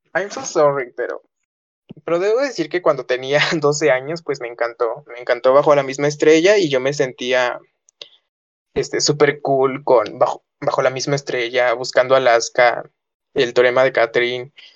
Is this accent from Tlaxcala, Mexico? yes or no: yes; Tlaxcala, Mexico; soy de Tlaxcala